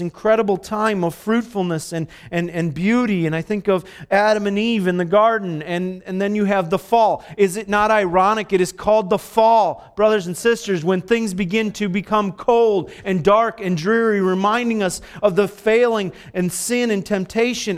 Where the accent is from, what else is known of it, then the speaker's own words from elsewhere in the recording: Dominican Republic; moved away; I was born in the Dominican, so I'm a Dominican